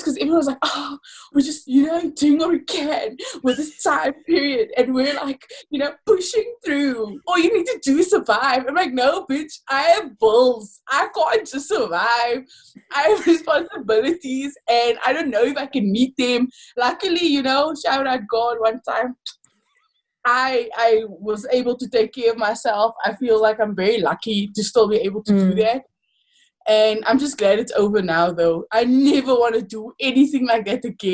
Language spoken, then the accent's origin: English; Paarl, Western Cape, South Africa; growing up in Paul, but it's growing up in anywhere in South Africa